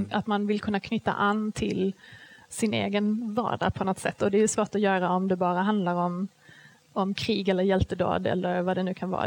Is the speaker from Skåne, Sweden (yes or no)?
yes; Skåne, Sweden; jag kommer ju från Skåne